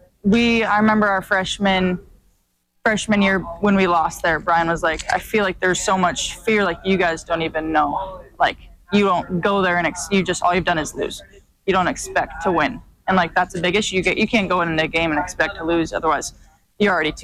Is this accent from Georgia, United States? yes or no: no; Helena, Montana, United States; it's huge growing up in Montana